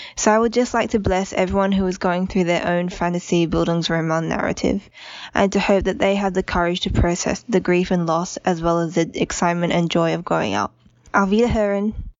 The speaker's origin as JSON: {"language": "English", "country": "Australia", "said": "I'm from Australia"}